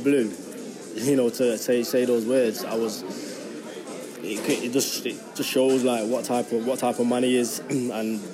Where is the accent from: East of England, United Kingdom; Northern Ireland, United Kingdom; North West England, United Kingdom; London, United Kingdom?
North West England, United Kingdom; Manchester; growing up in Moss Side, I would actually say it was 65% City